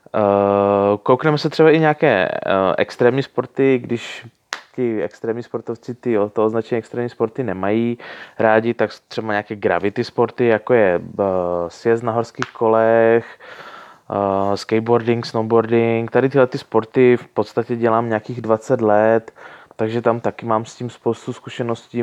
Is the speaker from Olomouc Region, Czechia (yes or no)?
no; Ostrava, Moravian-Silesian Region, Czechia; now in Prague, Czech Republic; Původně jsem z Moravy, nebo spíš ze Slezska, k- okolo Ostravy